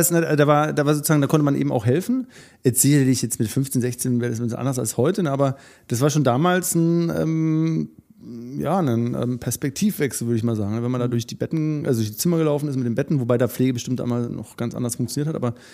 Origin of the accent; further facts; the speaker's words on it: Radolfzell, Baden-Württemberg, Germany; in meiner Stadt, wo ich groß geworden bin, Radolf